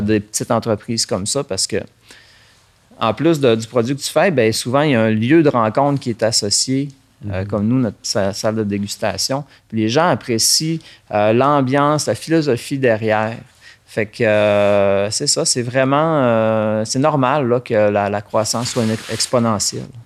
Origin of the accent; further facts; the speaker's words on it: Saint-Félicien, Quebec, Canada; je suis né ici à Saint-Félicien, euh, dans un milieu rural sur euh, la ferme de mes parents